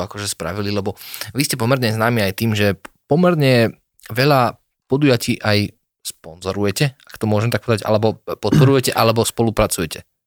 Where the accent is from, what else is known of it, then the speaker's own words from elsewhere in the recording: Slovakia; my sme Slováci